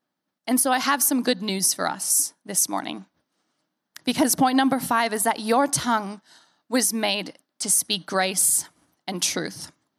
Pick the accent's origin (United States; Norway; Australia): United States; But the longer that I'm away from the U.S., the more likely that my accent and the things and the phrases that I say are going to sound more like you because I'm around you.